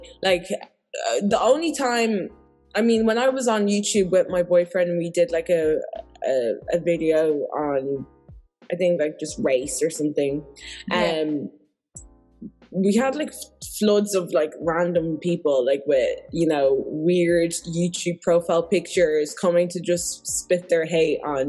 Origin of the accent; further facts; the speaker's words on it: Ireland; obviously we're from different races, but I just never, I've stopped labeling ourselves as that, because we're both Irish.